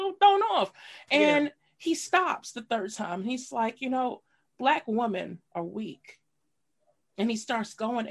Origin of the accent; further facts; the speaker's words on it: New York City, New York, United States; best style from high school, East New York.